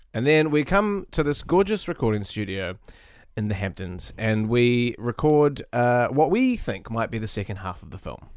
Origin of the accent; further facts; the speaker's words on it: New Zealand; I'm a New Zealander